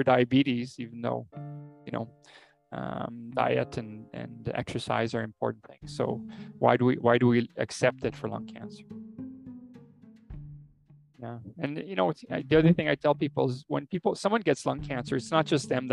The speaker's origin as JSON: {"language": "English", "country": "Canada", "said": "I, as a Canadian"}